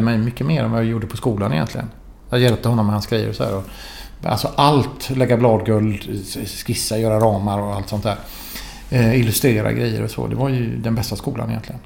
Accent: Gothenburg, Västra Götaland, Sweden; also born or lived in Florence; jag var från Göteborg

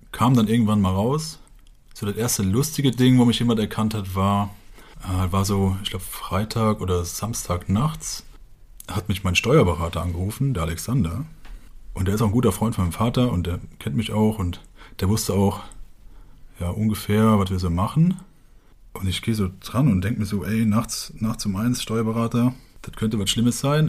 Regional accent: Westerwald, Rhineland-Palatinate, Germany; ich komme halt aus dem Dorf im Westerwald und in dem Dorf leben so 600 bis 800 Leute

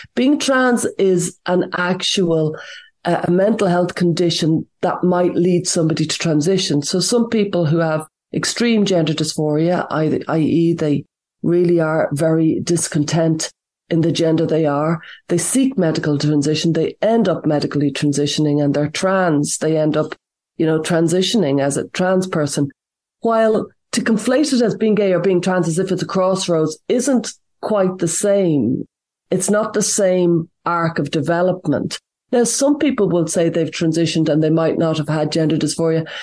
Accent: Ireland; I'm from Ireland

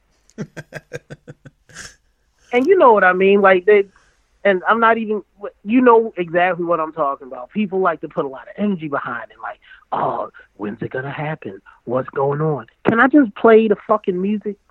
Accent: Baltimore, Maryland, United States; I'm really just from Baltimore.

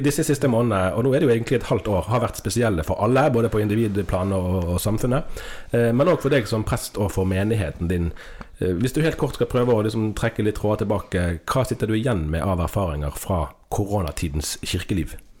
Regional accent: Bergen, Vestland, Norway; når man kommer fra Bergen og er nærsynt, som bergensere er

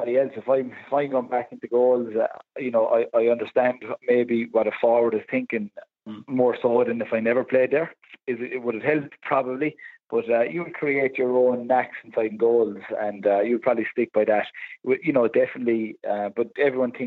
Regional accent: Limerick, Munster, Ireland; I'm from the Pearshig. I live close to the Pearshig

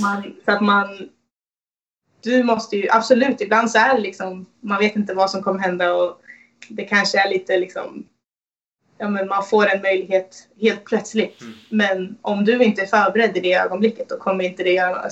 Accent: Sweden; Både som svensk och, och kvinna

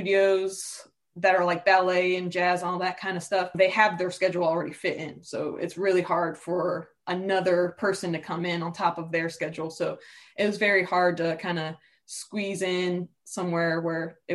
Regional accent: Newport News, Virginia, United States; I was growing up in Newport News

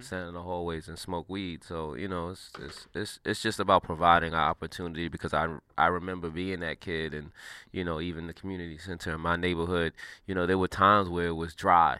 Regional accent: New York City, New York, United States; I'm from New York City, a inner city kid

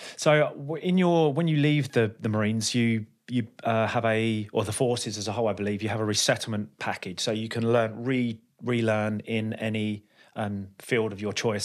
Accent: London, United Kingdom; I'm from London.

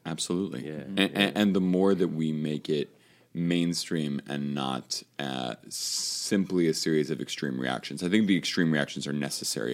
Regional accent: Chicago, Illinois, United States; now in Connecticut, United States; my Chicago team in Connecticut

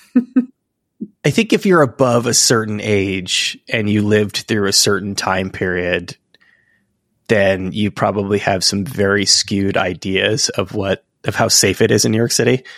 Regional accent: Barcelona, Catalonia, Spain; now in United States; I'm from the, the West Coast of Spain, the Mediterranean

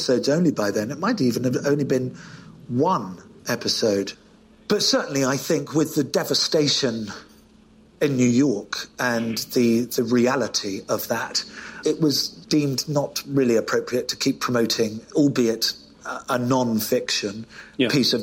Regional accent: United Kingdom; I'm British

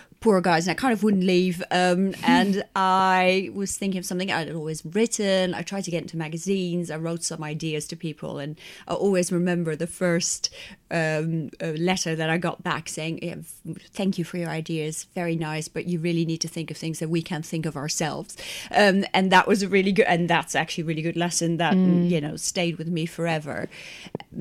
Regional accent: Netherlands; moved away as an adult; now in England; I'm from Holland

